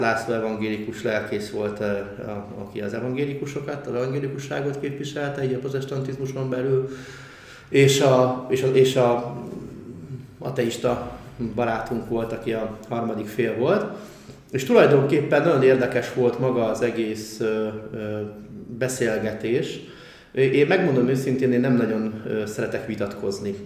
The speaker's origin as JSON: {"language": "Hungarian", "region": "Budapest", "country": "Hungary", "tie": "born or raised there", "said": "Csepelen, laktunk ugye a, a jó részét a gyerekkoromba"}